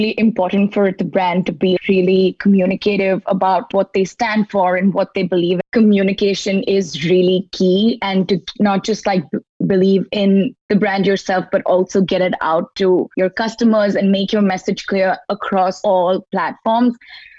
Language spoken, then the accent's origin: English; India; also born or lived in Muscat, Oman; now in New York, United States; I'm a designer from Muscat and India, a little bit of both. And so now I'm here in New York to go to school at Parsons